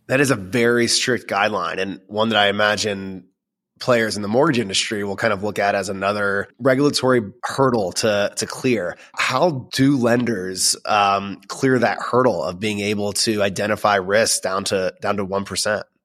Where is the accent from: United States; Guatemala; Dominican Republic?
United States; Florida; now in Dallas, United States; I grew up in Florida